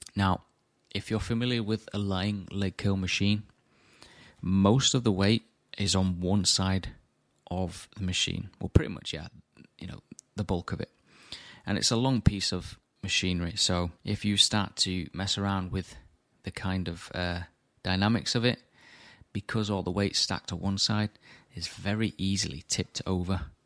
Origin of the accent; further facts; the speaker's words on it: Morley, Yorkshire and the Humber, United Kingdom; my hometown in Morley